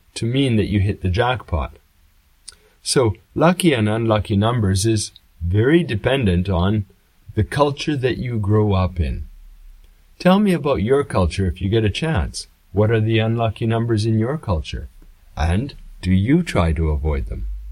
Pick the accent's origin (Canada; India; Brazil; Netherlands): Canada; now in Japan; I come from Canada